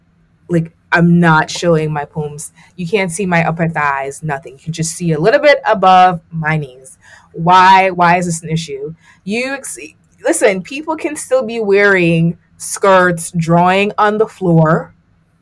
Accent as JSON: {"language": "English", "country": "Jamaica", "tie": "born or raised there", "said": "I grew up in Jamaica"}